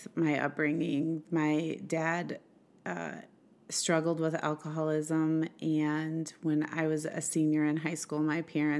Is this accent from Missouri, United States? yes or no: no; Swartz Creek, Michigan, United States; also born or lived in Flint; I was born in Flint, like you said, and grew up in a little town called Swartz Creek. It's a suburb of Flint.